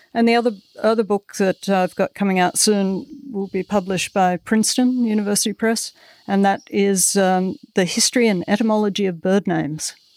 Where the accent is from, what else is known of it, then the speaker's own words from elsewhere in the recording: Melbourne, Victoria, Australia; moved away; I grew up in the outer suburbs of Melbourne